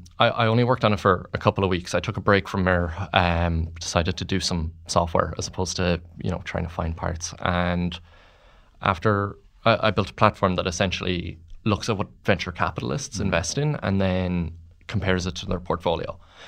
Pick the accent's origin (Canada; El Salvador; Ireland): Ireland; Mullingar, Westmeath; I grew up in Mullingar